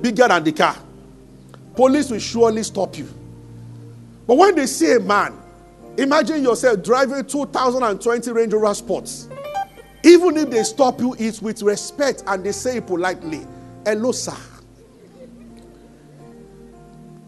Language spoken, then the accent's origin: English; Abeokuta, Ogun State, Nigeria; also born or lived in Ibadan; I grew up in Abeokuta.